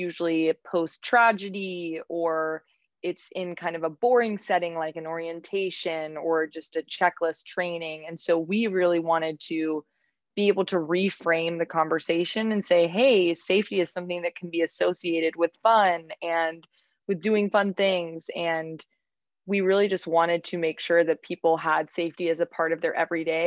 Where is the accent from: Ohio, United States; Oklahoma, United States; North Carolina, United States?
North Carolina, United States; Raleigh; moved away as an adult; now in New York City, United States; I am from Raleigh, North Carolina. So I was born and raised in Raleigh